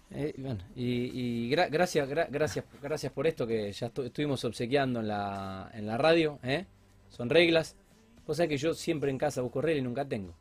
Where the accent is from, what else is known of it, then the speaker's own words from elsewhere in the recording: Argentina; si somos argentinos